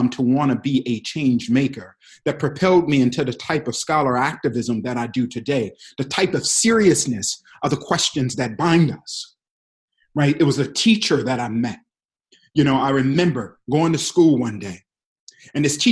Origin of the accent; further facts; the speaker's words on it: Detroit, Michigan, United States; I grew up in Detroit, Michigan.